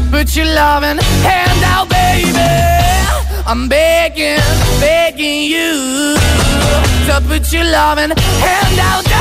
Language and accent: Spanish; Asturias, Spain; de Asturias.